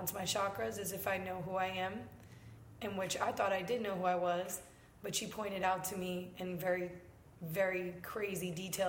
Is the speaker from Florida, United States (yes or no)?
yes; Tampa, Florida, United States; So I went to high school and the few years that I went to college for in Tampa. So I guess I'm from Tampa.